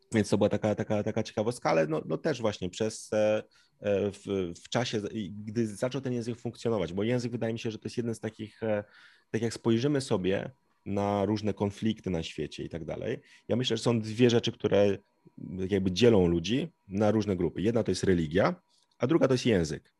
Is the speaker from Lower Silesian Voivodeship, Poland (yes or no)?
no; Zielonka, Masovian Voivodeship, Poland; tutaj jestem z Zielonki, dumny, prawda? Już prawie 100 lat moja rodzina tutaj e, mieszka